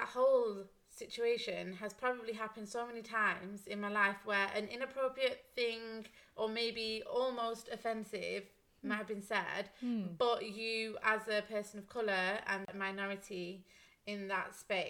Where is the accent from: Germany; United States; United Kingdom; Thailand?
United Kingdom; we're British